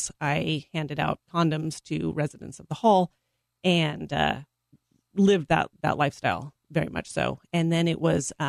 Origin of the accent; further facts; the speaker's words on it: Portland, Oregon, United States; moved away as an adult; also born or lived in Phoenix, Arizona / Washington State; now in Texas, United States; I am from the Pacific Northwest. I was raised in Portland, Oregon, and then also in Phoenix.